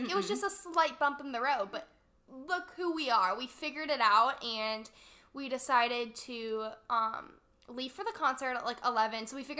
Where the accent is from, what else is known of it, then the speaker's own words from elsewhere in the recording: St. Louis, Missouri, United States; moved away as an adult; now in Mississippi, United States; we're both from St. Louis. We go to school in Mississippi